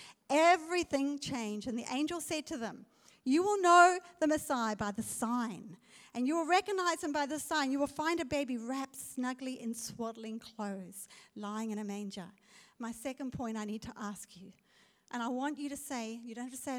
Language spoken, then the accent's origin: English; South Africa; I'm a South African